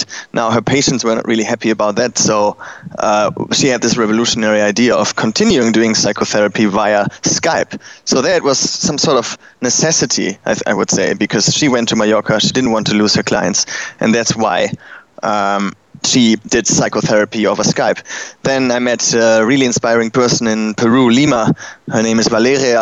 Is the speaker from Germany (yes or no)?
yes; Germany; accent: German; English is a second language; now in Berlin, Germany; I'm German, if you didn't hear that already from my accent.